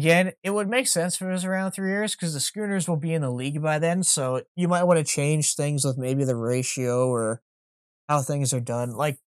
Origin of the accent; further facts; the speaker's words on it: Canada; as a Canadian and a CFL fan.